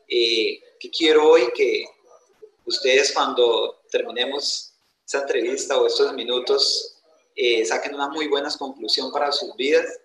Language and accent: Spanish; Granada, Meta, Colombia; also born or lived in Antioquia; yo nací en Puerto de Río, Antioquia, pero de muy niño me trajeron a vivir acá, a este hermoso departamento, así que de, tengo descendencia antioqueña, pero crianza llanera. Tengo esas dos, esas dos berraqueras que, que caracterizan a, esos dos departamentos. Yo me crié en el campo, yo soy netamente campesino.